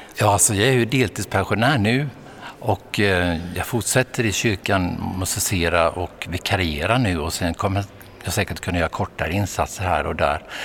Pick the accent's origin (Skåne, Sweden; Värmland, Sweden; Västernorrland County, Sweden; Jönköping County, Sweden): Jönköping County, Sweden; Vetlanda; Jag växte upp i Småland, i Frikyrkosmåland i Vetlanda